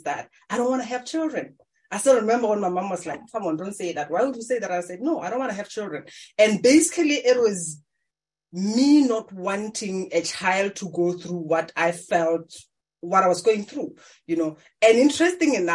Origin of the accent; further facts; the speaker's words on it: Maun, North-West District, Botswana; I was born in Africa in Maung. It's one of the tourist attraction places. But as a young girl, I just grew up in a farm